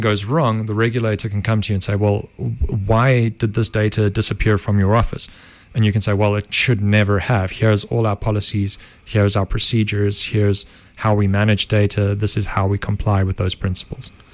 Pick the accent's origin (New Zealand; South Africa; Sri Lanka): South Africa; Benoni, Gauteng; Benoni, born and bred